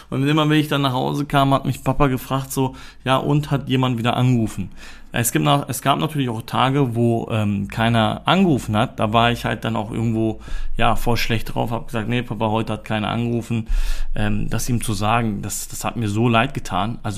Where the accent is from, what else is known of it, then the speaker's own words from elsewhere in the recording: Germany; born there; meine Eltern ähm, sind in den 90er Jahren äh, nach Deutschland gezogen und ich bin hier auch in Deutschland geboren und komme auch aus der Türkei.